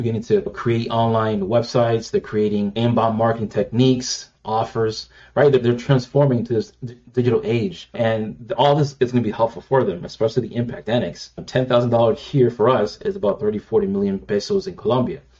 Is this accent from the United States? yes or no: yes; United States; being raised here as an American